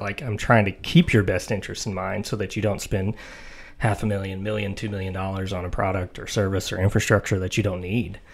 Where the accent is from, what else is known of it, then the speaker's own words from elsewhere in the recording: Mount Juliet, Tennessee, United States; from here, um, the Mount Juliet area, uh, born and raised